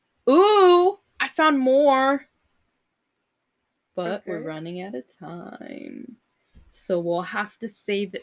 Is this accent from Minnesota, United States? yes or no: yes; Minnesota, United States; I'm from Minnesota